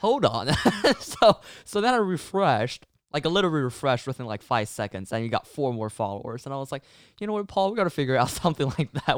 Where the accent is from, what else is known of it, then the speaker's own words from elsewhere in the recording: China; moved away; I'm actually from China